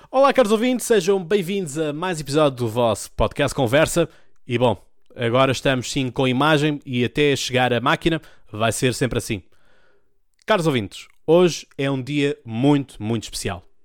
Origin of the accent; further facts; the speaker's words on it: Portugal; Um gosto de dizer que sou português. Um gosto de dizer que o meu país, a minha pátria, é Portugal